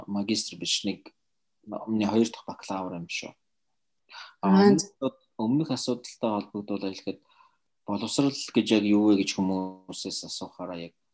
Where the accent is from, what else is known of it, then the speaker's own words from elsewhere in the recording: Mongolia; also born or lived in Russia; би Орос руу явж Оросод 6 жил эмчилгээ хийлгэж авсан. Тэгтээ би Оросод э, баг сургуулаа төгсөөд Монголд ирээд дунд сургуулаа Монголд төгсөөд